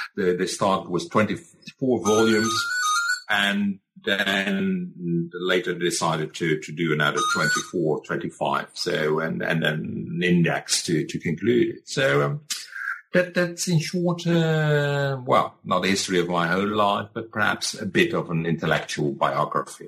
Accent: Rotterdam, South Holland, Netherlands; also born or lived in Leiden / Groningen; I was born in Rotterdam

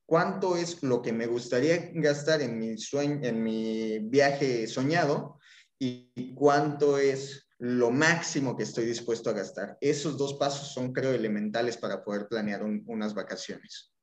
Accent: Mexico City, Mexico; moved away as an adult; now in Cancún, Mexico; soy mexicano, soy originario chilango, pero llevo ya 12 años viviendo en Cancún

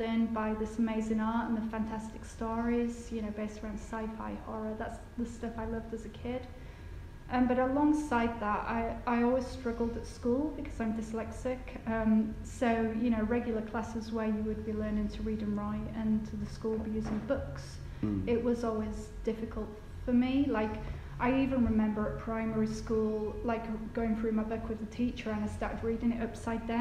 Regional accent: Batley, Yorkshire and the Humber, United Kingdom; I'm from Batley, and I used to go to Batley Market with my dad

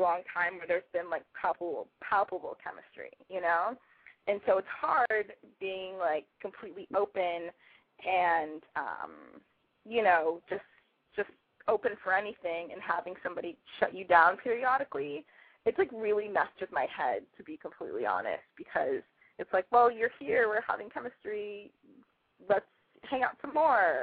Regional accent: Los Angeles, California, United States; now in San Francisco, United States; I live in San Francisco, but I'm from Los Angeles.

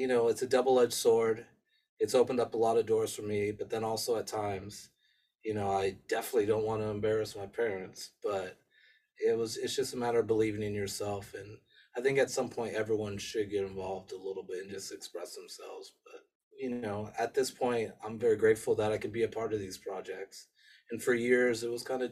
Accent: Los Angeles, California, United States; also born or lived in England; I was raised in Los Angeles in America

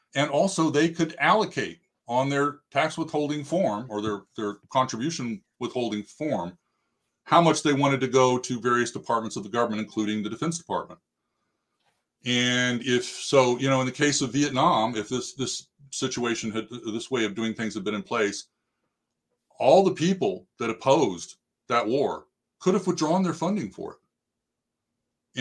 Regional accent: United States; we as the American people

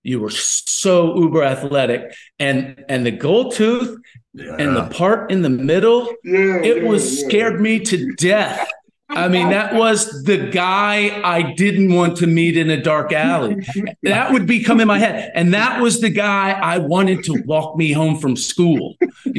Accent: Kentucky, United States; I'm from Kentucky with Rex.

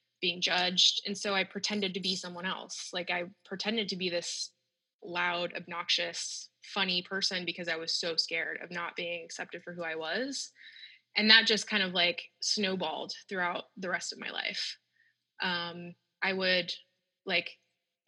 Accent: Northern California, United States; I grew up in the Northern California, so it's hot most of the days

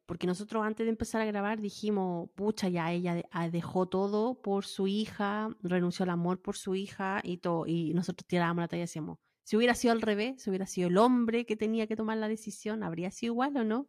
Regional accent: Chile; now in United States

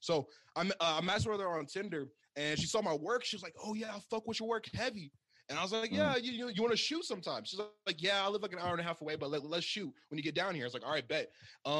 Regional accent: Oklahoma, United States; born there; also born or lived in Georgia / Texas / Maine / Virginia; now in Washington, United States; I was born in Oklahoma, in Oklahoma. Then I moved to Washington. Then I moved to Georgia, then Texas, to Maine, then to Oklahoma, to Virginia, to Hawaii, where I graduated high school from, back to Virginia.

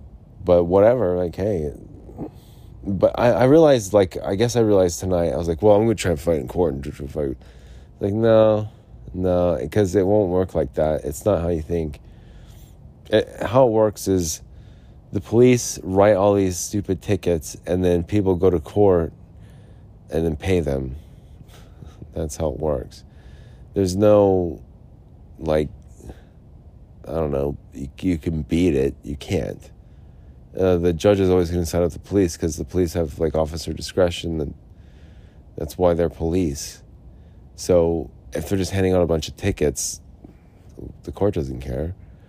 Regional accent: Utah, United States; Yeah, look, I'm from Utah here.

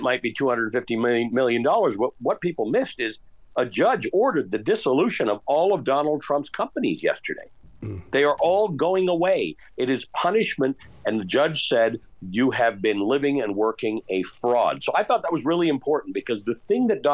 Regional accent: Canada; now in United States; I grew up in Canada

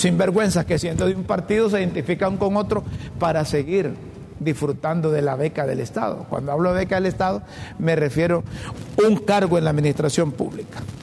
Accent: Honduras; Honduras, en nuestro país

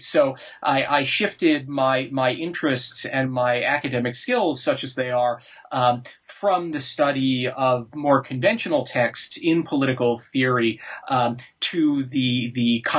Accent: New York, United States; Well, I grew up mostly in the New York area, where I had a very conventional sort of suburban upper middle class life of the sort that one sees on television.

